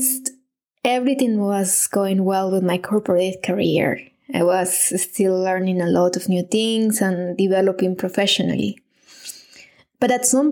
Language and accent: English; Medellín, Antioquia, Colombia; moved away as an adult; now in Munich, Germany; I live in Munich, Germany, but I'm originally from Medellin, Colombia